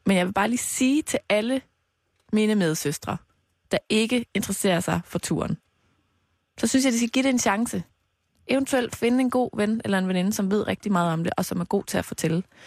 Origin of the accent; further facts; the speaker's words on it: Mols, Central Denmark Region, Denmark; now in Copenhagen, Denmark; fra Mols, hvor jeg har været hele weekenden. Min hjemstavn.